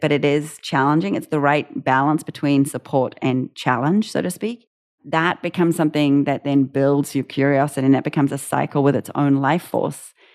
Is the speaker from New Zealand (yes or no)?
yes; New Zealand; moved away; being a New Zealander